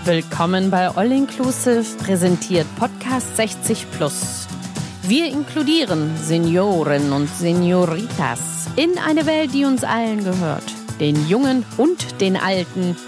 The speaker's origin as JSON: {"language": "German", "town": "Munich", "region": "Bavaria", "country": "Germany", "said": "ich bin ja aus Bayern, München"}